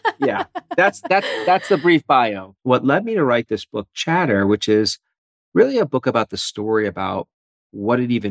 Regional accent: New York City, New York, United States; moved away as an adult; also born or lived in Philadelphia, United States / Ann Arbor, Michigan, United States; now in Michigan, United States; I'm a born and bred East Coaster. So I grew up in Brooklyn

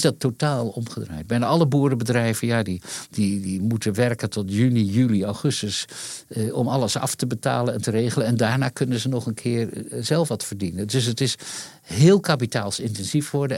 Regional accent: Leeuwarden, Friesland, Netherlands; in Leeuwarden, waar ik opgroeide

